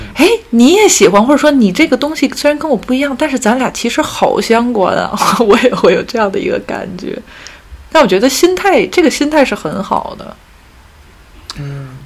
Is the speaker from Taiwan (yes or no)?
no; China; now in Paris, France; 我是中国人 我生活在欧洲，然后我讲法语，他还不是英语，然后我从事艺术行业，然后作为一个中国人，我又是少数民族